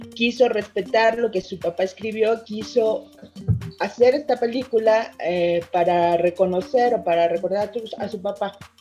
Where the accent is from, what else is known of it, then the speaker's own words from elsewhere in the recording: Mexico; nosotros como mexicanos